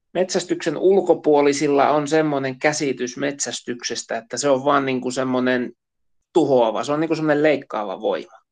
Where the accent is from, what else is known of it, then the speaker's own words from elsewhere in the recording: Central Finland, Finland; meillä Keski-Suomessa